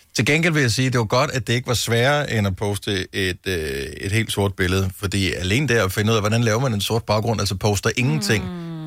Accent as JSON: {"language": "Danish", "country": "Denmark", "said": "man som dansker"}